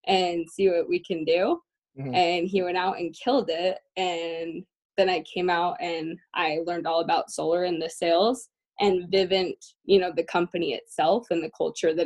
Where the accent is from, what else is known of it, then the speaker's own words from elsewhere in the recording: Syracuse, Utah, United States; moved away as an adult; also born or lived in Clearfield, Utah; now in Boston, United States; I am originally from Syracuse, Farmington area. So born and raised in Utah.